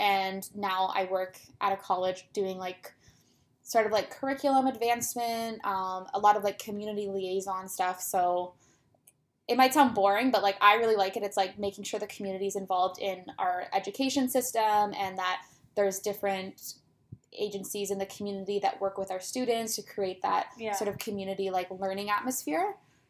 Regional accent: Toronto, Ontario, Canada; I'm born and raised in Toronto.

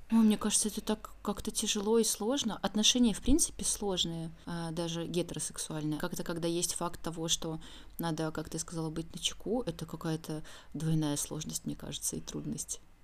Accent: Belarus; now in Saint Petersburg, Russia; Я сама из Беларуси

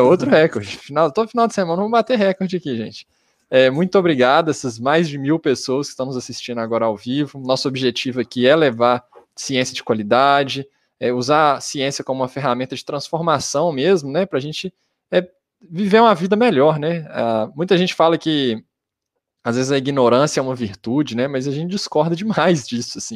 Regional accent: Belo Horizonte, Minas Gerais, Brazil; a gente é de Belo Horizonte

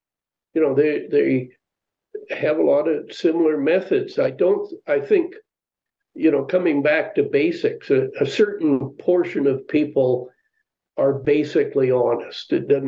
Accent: Canada; moved away as an adult; also born or lived in United States; Now, maybe I'm biased because I was born and raised in Canada, but I, you know, have spent, you know, 10 years of my life, adult life, really living in the United States.

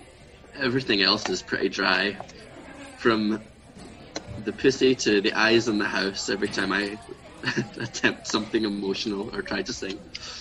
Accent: Glasgow, Scotland, United Kingdom; also born or lived in Edinburgh; I grew up in Glasgow. I was born in Edinburgh, but I moved quick enough that I never got the accent, I think.

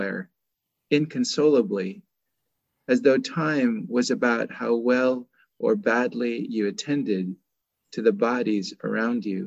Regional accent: Oakland, California, United States; moved away as an adult; also born or lived in Seattle Tacoma area; now in Seattle, United States; I still consider Oakland to be my hometown.

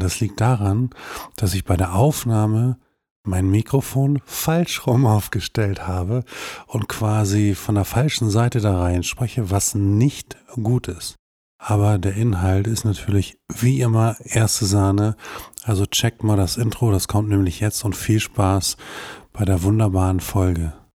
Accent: Hohenlockstedt, Schleswig-Holstein, Germany; in Hohenlockstedt, wo ich herkomme

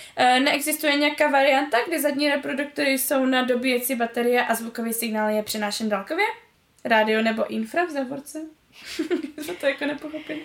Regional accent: Řeka, Moravian-Silesian Region, Czechia; born or raised there; also born or lived in Karviná

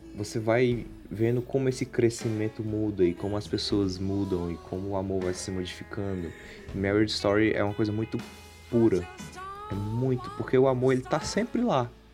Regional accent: Ceará, Brazil; somos cearenses

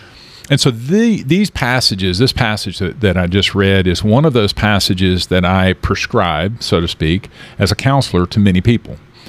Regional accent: Kansas, United States; One of the things growing up in Kansas, I was always told when I moved here that I had a good radio voice, that coming from Kansas, I didn't have a strong accent

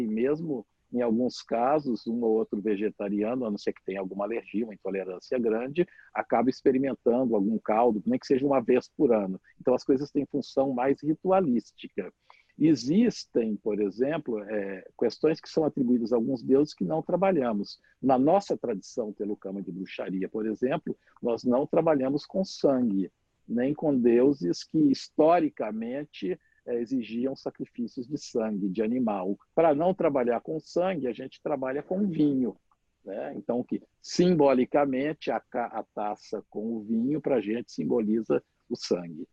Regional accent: Minas Gerais, Brazil; eu sou mineiro, né, de nascimento

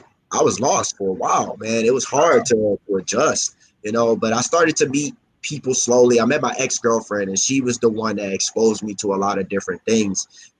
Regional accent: Baltimore, Maryland, United States; moved away as an adult; also born or lived in Georgia / Louisiana; now in Hawaii, United States; My mom was just in Georgia when she had me. I was raised in Louisiana until I was 8. And I moved to Baltimore when I was 8. And I lived there until I moved to Hawaii when I was 24.

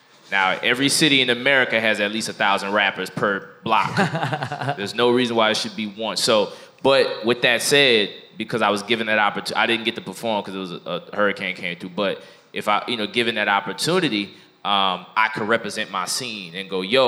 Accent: New Orleans, Louisiana, United States; I'm from New Orleans

